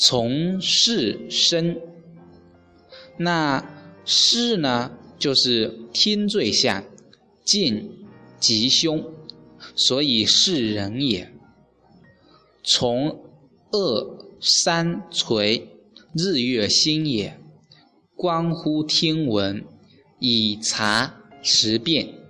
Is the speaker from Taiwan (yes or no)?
no; China; 外国人呢以出生日期为生日，计算年龄。我们中国人呢是以这个精卵结合的瞬间为生命的开始。